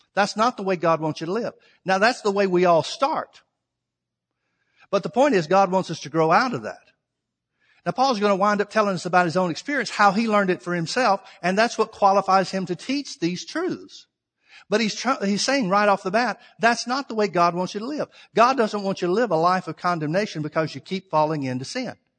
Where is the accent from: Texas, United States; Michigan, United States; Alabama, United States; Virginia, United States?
Alabama, United States; I'm from the South. I'm from Alabama